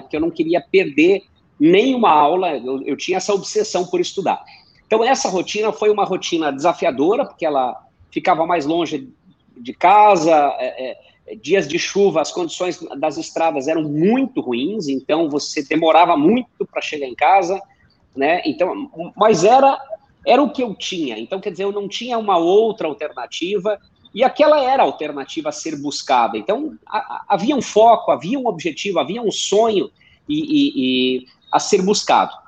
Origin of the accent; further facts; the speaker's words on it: Missões region, Rio Grande do Sul, Brazil; moved away; eu venho do interior do Rio Grande do Sul, fronteira oeste, exatamente na divisa com a Argentina, região das Missões lá, fica entre os municípios de São Borja e Santo Antônio das Missões